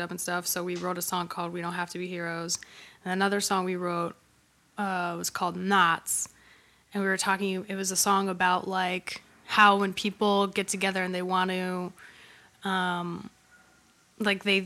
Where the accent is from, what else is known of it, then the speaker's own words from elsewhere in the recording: Hawaii, United States; moved away as an adult; also born or lived in New York; I grew up in Hawaii